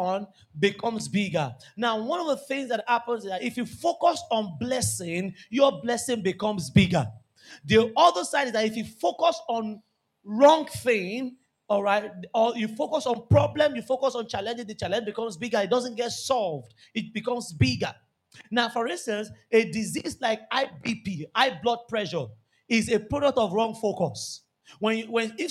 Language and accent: English; Nigeria; We are Nigerian.